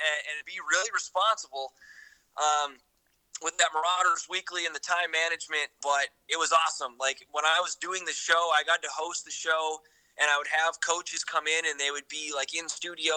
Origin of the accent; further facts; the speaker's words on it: Hinckley, Minnesota, United States; moved away as an adult; also born or lived in Bismarck, North Dakota / Duluth, Minnesota; now in Madison, United States; My parents, in my hometown, we mainly get the Twin Cities news stations